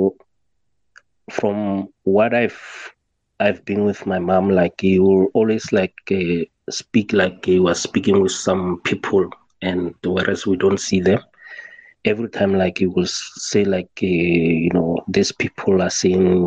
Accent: South Africa; I'm from South Africa

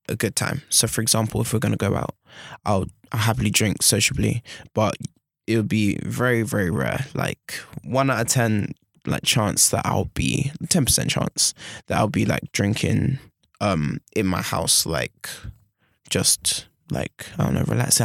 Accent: London, United Kingdom; moved away as an adult; now in Bath, United Kingdom; I'm from London. I'm a city boy

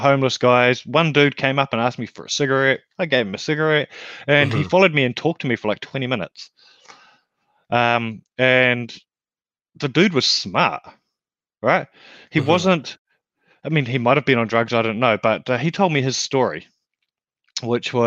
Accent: New Zealand; now in Australia; I come from a small country as well. I come from New Zealand, which is paradise.

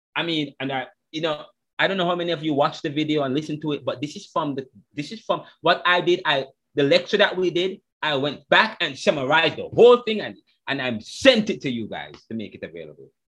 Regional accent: Jamaica; I'm Jamaican

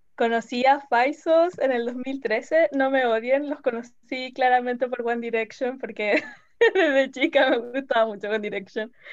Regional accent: La Serena, Coquimbo, Chile; tengo 16, soy de La Serena

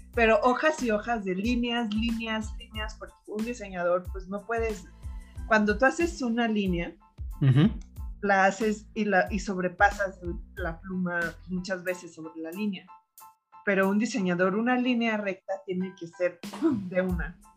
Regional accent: Mexico; also born or lived in Turin, Italy; yo soy mexicana

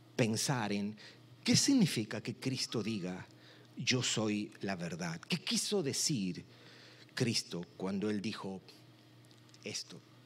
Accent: Peru; Soy de Perú.

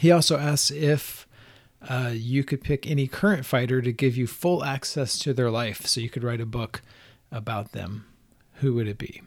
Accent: Southeast, United States; growing up in the Southeast is, like, an artsy-ish kid

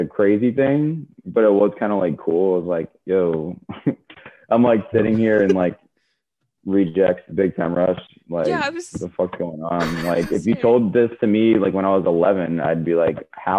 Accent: Florida, United States; also born or lived in Fort Lauderdale, Florida; growing up in Florida

